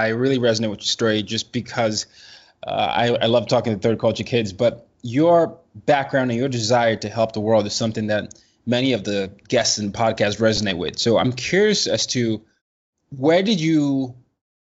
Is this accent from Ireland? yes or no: no; Nigeria; I'm from Nigeria